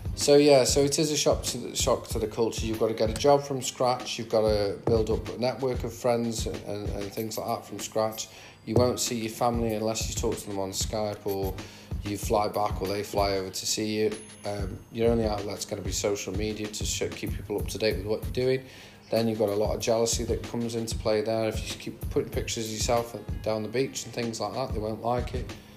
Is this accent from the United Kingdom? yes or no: yes; the Midlands, England, United Kingdom; now in Australia; I'm from the Midlands, I'm not from up north.